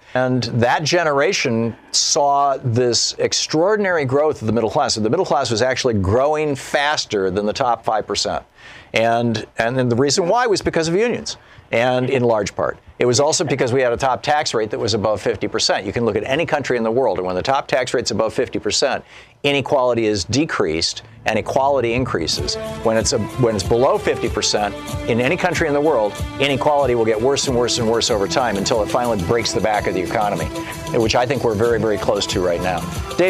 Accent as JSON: {"language": "English", "town": "Newark", "region": "New Jersey", "country": "United States", "tie": "born or raised there"}